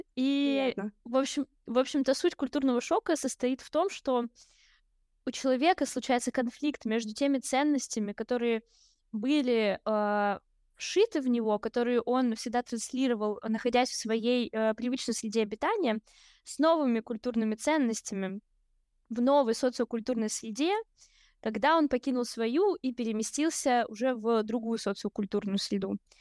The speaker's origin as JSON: {"language": "Russian", "region": "Kamchatka Krai", "country": "Russia", "tie": "born or raised there", "moved": "yes", "lives_now": "Saint Petersburg, Russia", "said": "Я родилась очень далеко, на Камчатке"}